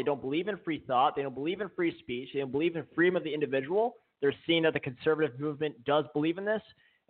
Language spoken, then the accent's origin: English; Pennsylvania, United States; my home state of Pennsylvania